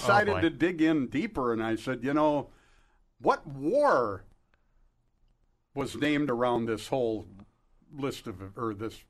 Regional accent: United States; As an American

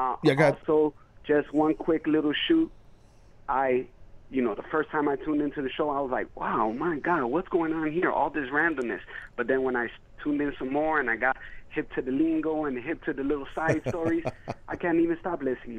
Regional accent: Chicago, Illinois, United States; now in Florida, United States; I'm from Chicago.

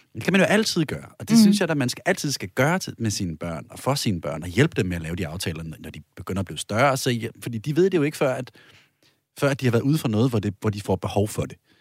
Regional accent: Denmark; moved away; hvor jeg er vokset op i provinsen

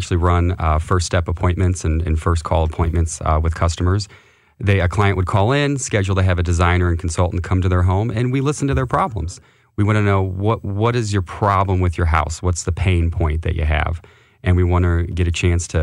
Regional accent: St. Louis, Missouri, United States; also born or lived in St. Charles, Missouri; from St. Louis, went to high school at St. Charles West High School, actually, just across the river.

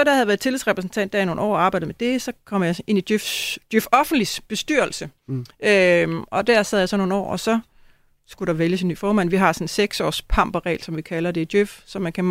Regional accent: Næstved, Zealand, Denmark; så jeg skal tilbage og arbejde lidt i Næstved Kommune, hvor jeg kommer fra.

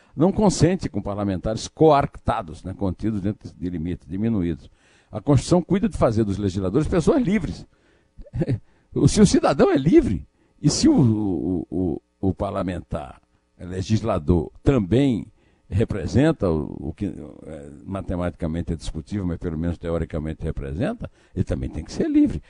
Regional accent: Brazil; como brasileiro

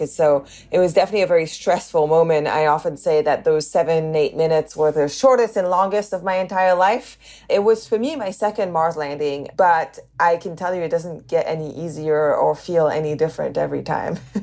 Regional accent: the north of England, United Kingdom; accent: northern; also born or lived in Canada; I grew up in England, and I went to an all girls school in England.

